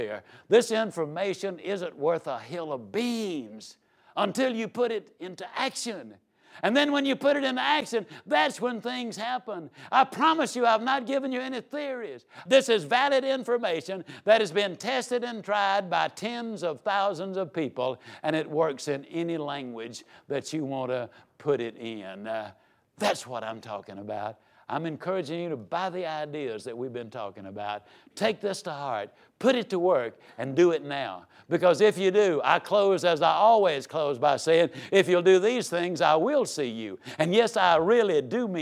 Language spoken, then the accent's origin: English; Yazoo City, Mississippi, United States; I was raised down in Yazoo City, Mississippi